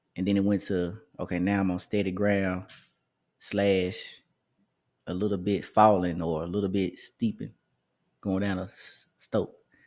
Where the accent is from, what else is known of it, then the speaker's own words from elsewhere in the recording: Memphis, Tennessee, United States; I grew up in White, the Whitehaven area of Memphis